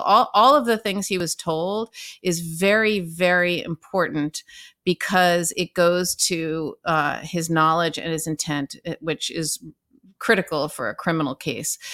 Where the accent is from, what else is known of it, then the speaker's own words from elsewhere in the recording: Southern California, United States; moved away as an adult; now in New York, United States; I'm from Southern California and I, although I love my family, I didn't quite fit in there. And so I moved to the East Coast and I've been here my entire adult life